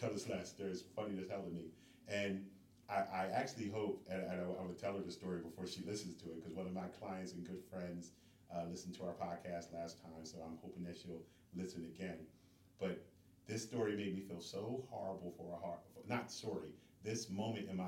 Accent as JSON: {"language": "English", "region": "New Jersey", "country": "United States", "said": "we had Jersey tags because we're from Jersey"}